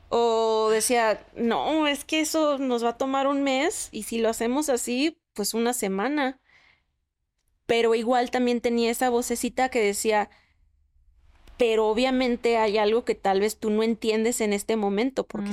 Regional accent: Mexico; soy mexicana

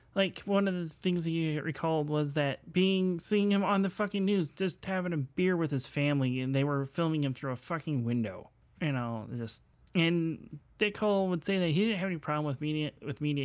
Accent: Indiana, United States; I'm from Indiana

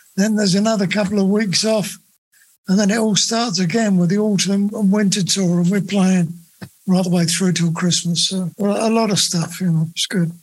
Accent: Luton, East of England, United Kingdom; also born or lived in Bedford; I grew up in Bedford uh, uh, and uh, and then my later years, well, I say later years, from about seven to leaving home at 15, I lived in Luton.

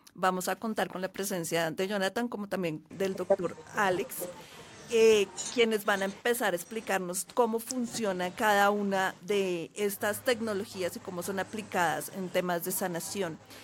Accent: Colombia; also born or lived in Bogotá; yo vivo en Bogotá, soy colombiana

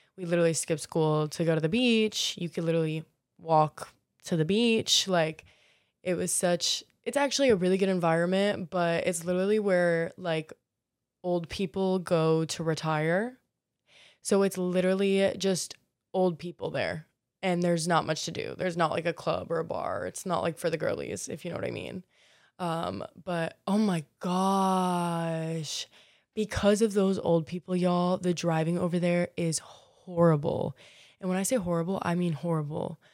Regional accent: Marco Island, Florida, United States; now in Miami, United States; I'm from Marco Island, um, which for y'all who don't know, Naples might ring a little bit more of a bell

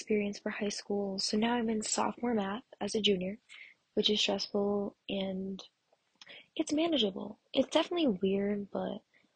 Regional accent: Massachusetts, United States; I'm from Massachusetts, and it's, if you don't know what that is, it's like near the Cape

